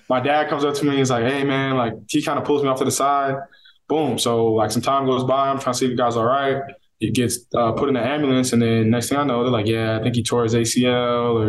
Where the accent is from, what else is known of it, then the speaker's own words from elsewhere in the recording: Northern California, United States; also born or lived in Coquitlam, British Columbia, Canada; now in Miami, United States; me and my sister were born up there. Grew up there until I was about 8, and then moved to NorCal, where I spent my adolescence.